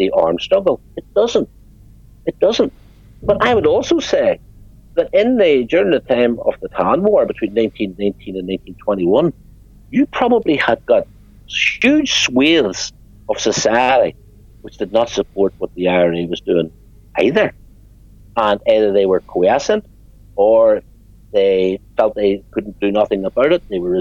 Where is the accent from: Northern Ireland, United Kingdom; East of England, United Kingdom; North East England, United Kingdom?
Northern Ireland, United Kingdom; I am as Irish as you are